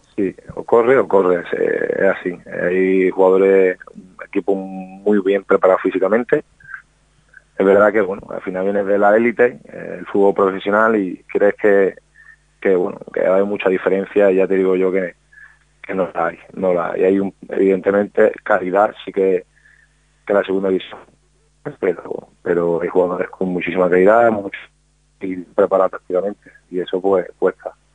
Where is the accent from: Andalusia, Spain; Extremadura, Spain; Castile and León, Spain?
Andalusia, Spain; Málaga; moved away; en mi tierra con mi familia